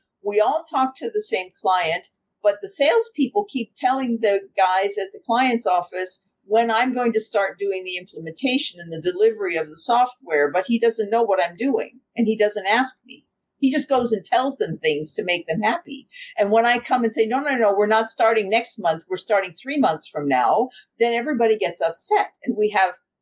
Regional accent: United States; now in Germany; I'm American, but I live in Germany

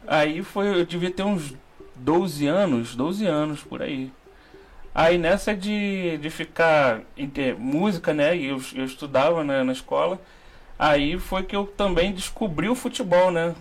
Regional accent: Rio de Janeiro, Brazil; eu sou carioca, né? Nasci aqui no Rio.

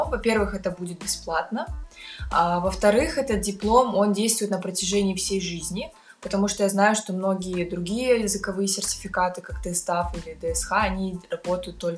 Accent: Almaty, Kazakhstan; moved away as an adult; now in Berlin, Germany; а, я из Алматы. В Берлине уже, точнее, в Германии живу уже 4 года. На данный момент в Берлине.

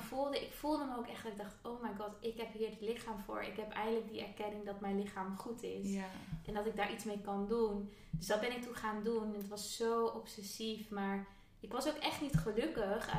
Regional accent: Friesland, Netherlands; moved away; also born or lived in Amsterdam; ik kom uit Friesland, korfbal is daar echt een ding

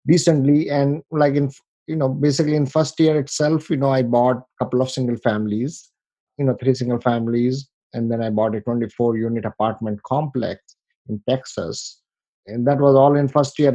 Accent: India; moved away as an adult; now in United States; I come from India, you know, with a very humble background. You know, I came here in 1998.

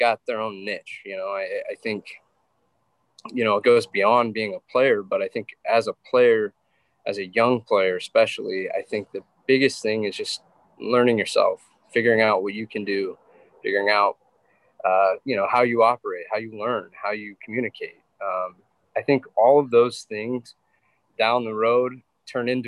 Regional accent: Wyoming, United States; I grew up in Wyoming where that's kind of your only option to stay entertained.

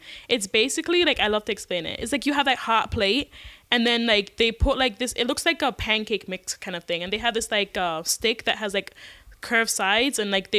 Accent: United States; moved away as an adult; also born or lived in Caribbean; now in China; I'm American by paper, Caribbean by heart.

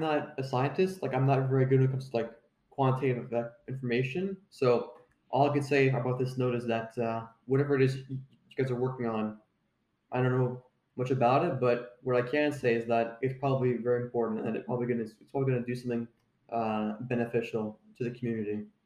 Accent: Ontario, Canada; I went to a school called Saint Marguerite Bourgeois when I was in, uh, grade three to grade six in Ontario.

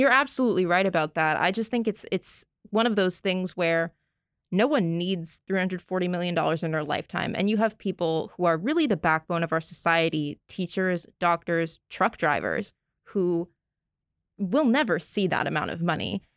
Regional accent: Northeast, United States; we're from the Northeast

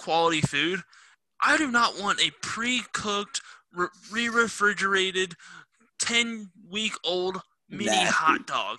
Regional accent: Northern Kentucky, United States; we're from Northern Kentucky

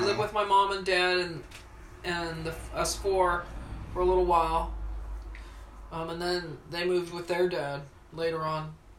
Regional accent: Washington, District of Columbia, United States; born there; I was born in Washington, D.C.

